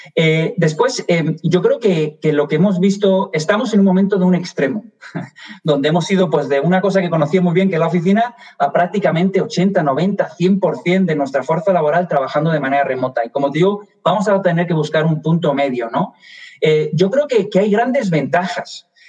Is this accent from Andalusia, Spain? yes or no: yes; Málaga, Andalusia, Spain; moved away as an adult; also born or lived in Madrid; now in Washington, United States; soy español, me delata el acento, nací en Madrid, me crié en Málaga, en el sur de España